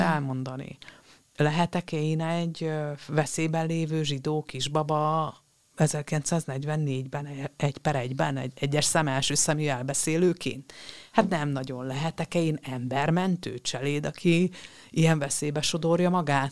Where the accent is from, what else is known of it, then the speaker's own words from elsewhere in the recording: Romania; moved away; ahol én születtem, ez egy románul is használható név volt